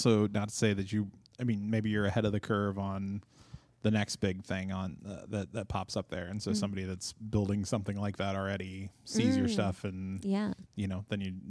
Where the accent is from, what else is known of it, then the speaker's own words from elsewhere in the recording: Minnesota, United States; I'm like, I grew up in Minnesota. Like it's a part of life.